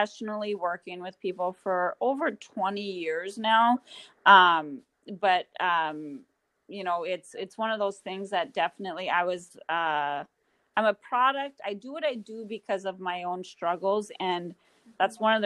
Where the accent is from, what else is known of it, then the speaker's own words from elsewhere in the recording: Grand Forks, North Dakota, United States; I'm born and raised in Grand Forks, North Dakota, and that's currently where I still reside